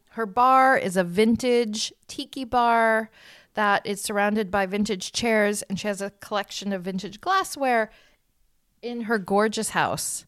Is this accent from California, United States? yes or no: yes; South Bay, California, United States; also born or lived in Connecticut; I grew up in the South Bay, so I lived in Hermosa Beach, Redondo Beach